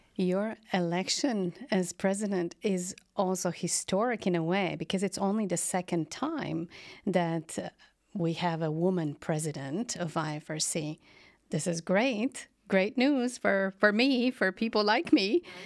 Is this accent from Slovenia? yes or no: yes; Slovenia; Slovenia, my home country